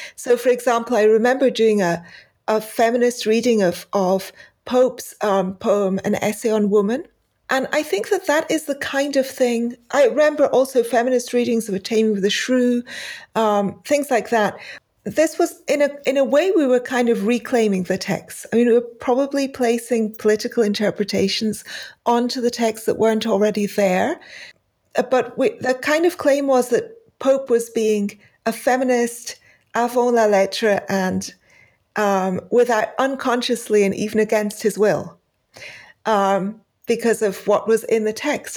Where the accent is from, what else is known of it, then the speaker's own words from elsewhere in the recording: Pakistan; moved away; I, uh, grew up in Pakistan and I have not been back since then.